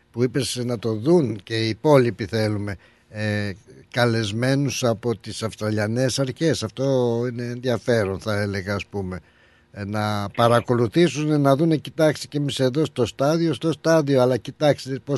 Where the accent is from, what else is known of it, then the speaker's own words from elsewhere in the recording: Greece; Όσο και εσείς θέλετε να πετύχει αυτή μας η εκδήλωση, τόσο άλλο και εμείς σαν Έλληνες.